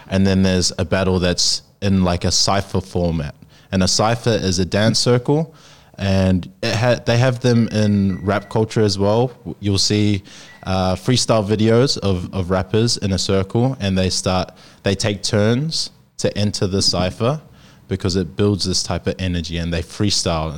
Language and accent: English; New Zealand; now in Sydney, Australia; I'm from New Zealand. Uh, I'm Māori